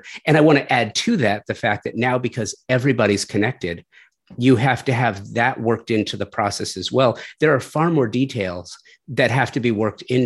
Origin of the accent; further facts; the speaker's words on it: Los Angeles, California, United States; I grew up, I'm a native Angeleno. I grew up in Southern California